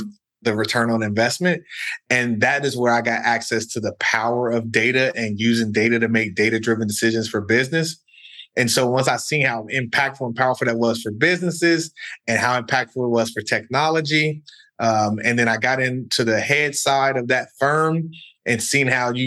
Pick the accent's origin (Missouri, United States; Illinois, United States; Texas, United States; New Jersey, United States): Illinois, United States; Chicago; moved away as an adult; also born or lived in New York / California; I'm originally from the South Side of Chicago